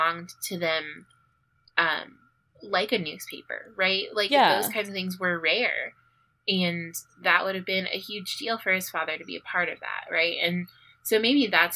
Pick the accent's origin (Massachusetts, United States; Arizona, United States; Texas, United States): Arizona, United States; Tucson; growing up on the Far East Side